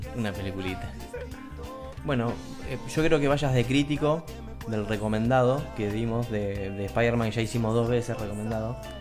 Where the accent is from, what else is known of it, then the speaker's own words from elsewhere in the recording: Argentina; los argentinos que nos enojamos por todo